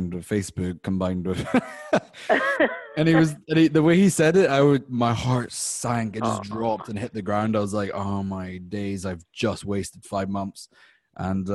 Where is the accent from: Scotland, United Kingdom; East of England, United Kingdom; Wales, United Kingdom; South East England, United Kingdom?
Scotland, United Kingdom; now in United States; I'm from the UK, I'm from Scotland